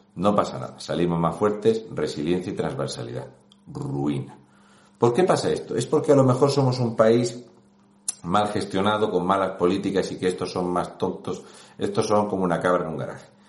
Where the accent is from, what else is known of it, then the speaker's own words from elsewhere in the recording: Region of Murcia, Spain; un murciano encabronado